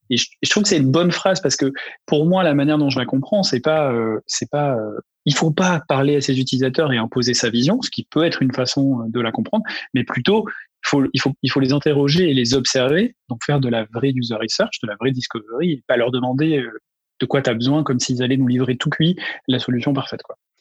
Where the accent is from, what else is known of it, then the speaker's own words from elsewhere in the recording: Ariège, near Toulouse, Occitania, France; now in Paris, France; je viens de la région toulousaine, donc de Toulouse. J'ai passé quelques années là-bas, mais euh, en réalité, c'est plutôt un département voisin rural qui s'appelle l'Ariège, qui est dans les Pyrénées